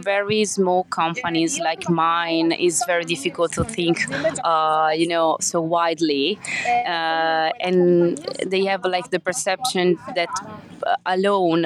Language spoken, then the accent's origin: English; Forlì, Emilia-Romagna, Italy; I come from Forlì, a little town in the north of Italy